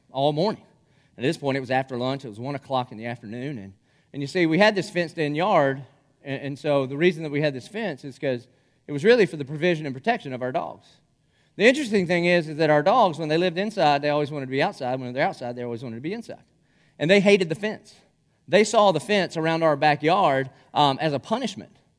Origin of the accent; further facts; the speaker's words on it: Dillon, United States; now in Jacksonville, United States; I'm from Dillon